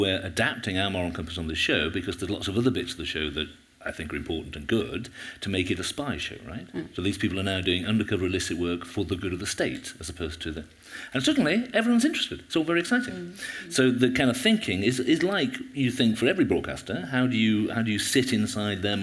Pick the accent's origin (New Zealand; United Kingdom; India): United Kingdom; Rotherham, Yorkshire and the Humber; also born or lived in Wales; I'm from Rotherham. I'm not Wales.